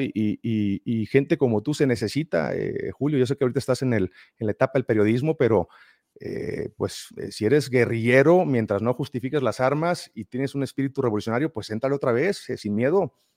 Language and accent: Spanish; Mexico; De México